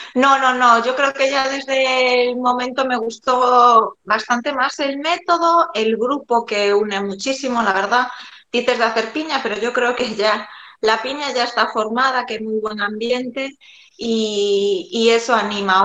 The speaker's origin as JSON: {"language": "Spanish", "town": "A Coruña", "region": "Galicia", "country": "Spain", "said": "soy de, de La Coruña"}